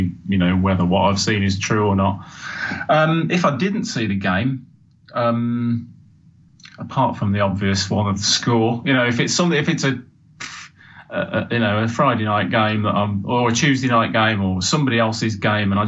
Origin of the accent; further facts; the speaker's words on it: Birmingham, West Midlands, United Kingdom; moved away; I've not got a Sheffield accent. I'm from Birmingham originally